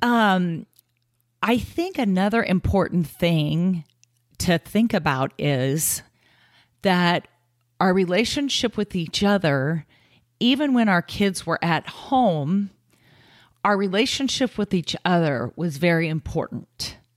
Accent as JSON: {"language": "English", "town": "Kansas City", "country": "United States", "tie": "born or raised there", "moved": "as an adult", "lives_now": "Omaha, United States", "said": "we came from Kansas City, where we both grew up, all our lives"}